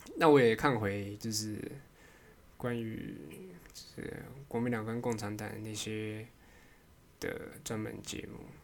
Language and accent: Chinese; Taiwan